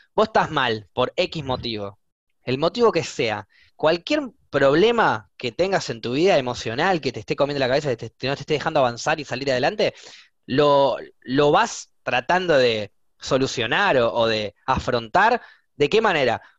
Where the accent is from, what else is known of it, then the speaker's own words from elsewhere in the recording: Buenos Aires, Argentina; soy de Buenos Aires